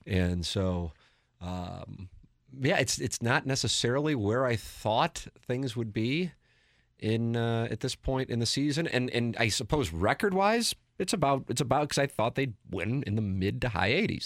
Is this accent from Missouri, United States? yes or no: yes; St. Louis, Missouri, United States; I'm from South City